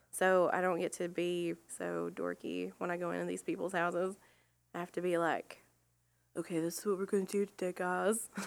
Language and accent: English; Rossville, Georgia, United States; I'm from Rossville, Georgia, so close enough. We lived right over the line.